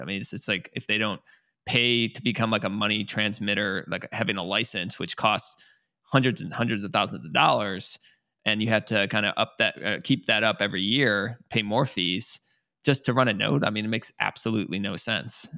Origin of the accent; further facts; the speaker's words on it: United States; as an American